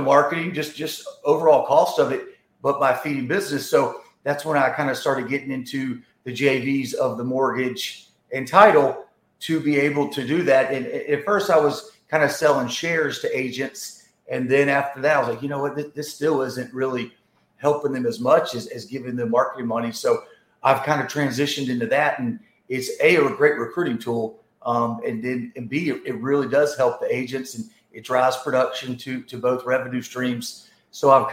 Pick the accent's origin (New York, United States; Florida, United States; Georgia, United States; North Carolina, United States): Georgia, United States; Atlanta; also born or lived in Dallas; I'm from Atlanta, Georgia